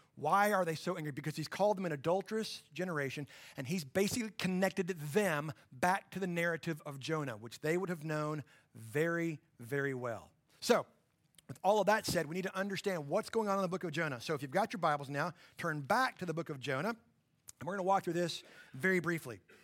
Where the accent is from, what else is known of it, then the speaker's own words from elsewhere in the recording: Borger, Texas, United States; my hometown of Borger